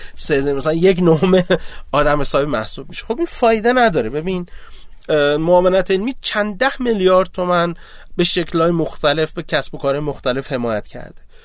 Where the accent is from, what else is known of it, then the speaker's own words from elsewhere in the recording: Abadan, Khuzestan, Iran; من آبادانی هستم